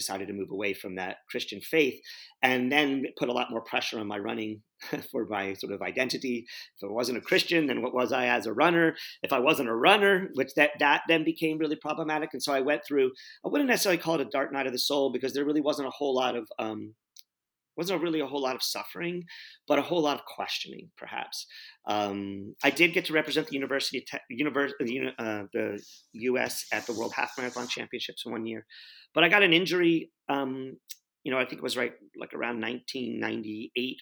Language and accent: English; San Antonio, Texas, United States; I grew up in San Antonio, Texas